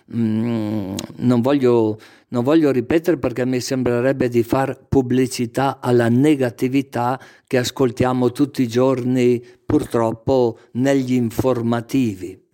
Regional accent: Castenedolo, Lombardy, Italy; il primo anno delle scuole elementari al mio paese, Castenedolo

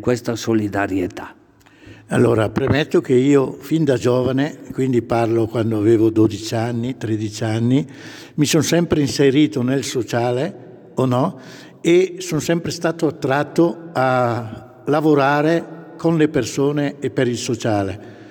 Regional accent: Pompiano, Lombardy, Italy; moved away as an adult; now in Maclodio, Italy; io sono originario di Pompiano, sempre provincia di Brescia

